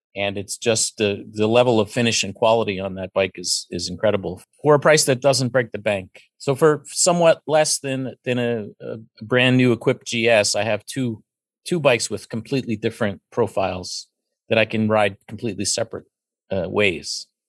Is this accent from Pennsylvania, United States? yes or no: yes; Pennsylvania, United States; I was raised in Pennsylvania and went to university in Pennsylvania and raised a child here. I've always lived here